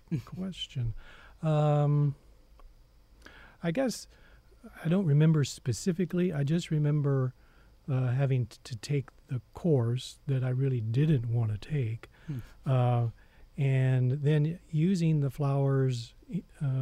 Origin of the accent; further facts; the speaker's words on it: southern Missouri, United States; moved away as an adult; also born or lived in Columbia, Missouri; now in College Station, Texas, United States; I grew up on a farm in southern Missouri.